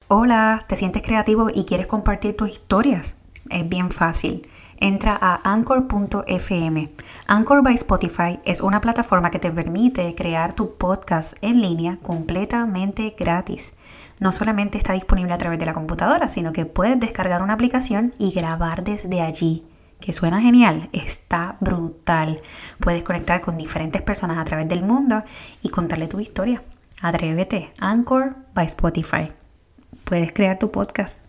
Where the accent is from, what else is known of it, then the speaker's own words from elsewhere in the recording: Puerto Rico; moved away; yo soy la boricua fuera de la isla.